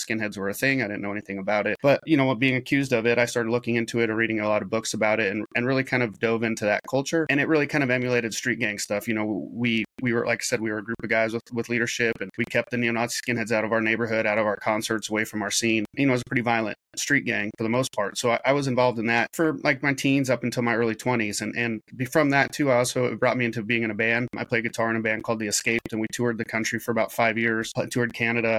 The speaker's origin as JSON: {"language": "English", "town": "Salem", "region": "Oregon", "country": "United States", "tie": "born or raised there", "also_born_or_lived": "Portland, Oregon", "moved": "yes", "said": "I grew up in Salem, Oregon, and then Portland, Oregon"}